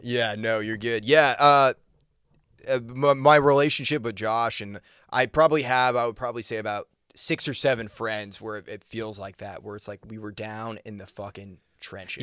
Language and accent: English; Maine, United States; moved away; also born or lived in Nashville; originally from Maine